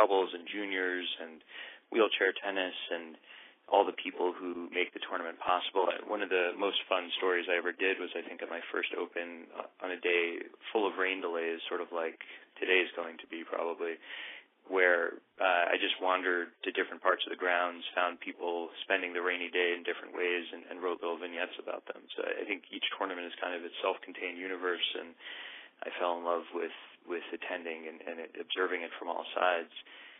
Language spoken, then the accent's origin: English; New York City, New York, United States; I grew up in the Upper West Side of Manhattan near the Central Park courts